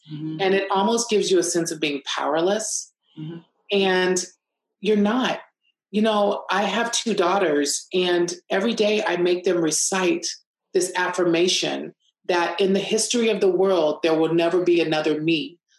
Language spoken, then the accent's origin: English; Los Angeles, California, United States; also born or lived in Texas / Germany; So, you know, I was born in Texas, lived in Germany, but my parents relocated to Los Angeles.